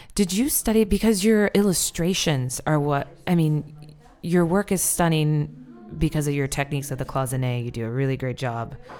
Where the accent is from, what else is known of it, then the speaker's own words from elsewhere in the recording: United States; also born or lived in Iowa / Oklahoma; I'm from Iowa and Oklahoma